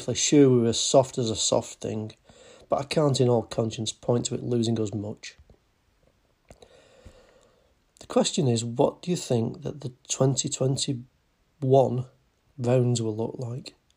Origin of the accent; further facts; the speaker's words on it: England, United Kingdom; I'm English.